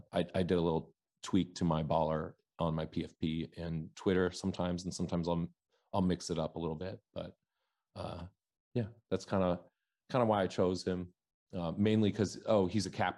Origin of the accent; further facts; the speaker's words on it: Oregon, United States; moved away as an adult; also born or lived in New York / Wisconsin / Seattle; I grew up in Oregon. I'm born and raised in Oregon. I live in Portland, Oregon right now